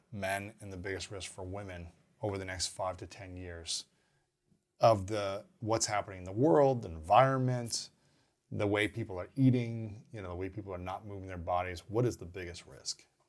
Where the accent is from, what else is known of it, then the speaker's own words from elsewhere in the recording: Ohio, United States; also born or lived in Minnesota / Missouri / Saint Louis / Alabama; now in Los Angeles, United States; I grew up in Ohio.